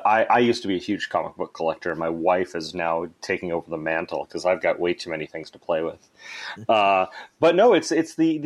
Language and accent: English; Anchorage, Alaska, United States; also born or lived in Canada / United Kingdom / Sweden; I'm originally from Anchorage, Alaska.